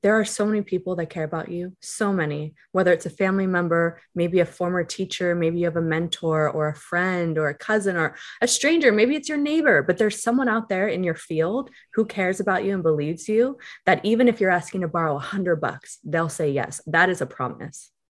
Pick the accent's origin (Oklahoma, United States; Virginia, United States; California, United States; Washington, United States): California, United States; Calabasas; growing up in Calabasas